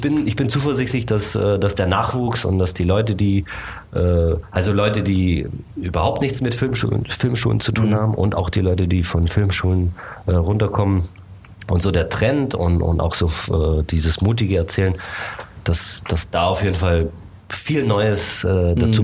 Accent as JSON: {"language": "German", "country": "Germany", "tie": "born or raised there", "also_born_or_lived": "Bucharest, Romania / United States", "said": "ich bin hier in Deutschland aufgewachsen, ich bin in Bukarest geboren, also ich habe auch, äh, rumänische Eltern"}